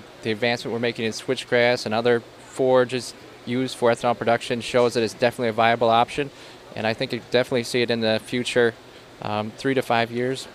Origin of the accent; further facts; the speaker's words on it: Darien, Wisconsin, United States; now in Evansville, United States; I'm originally from Darien, and now I live in Evansville, Wisconsin.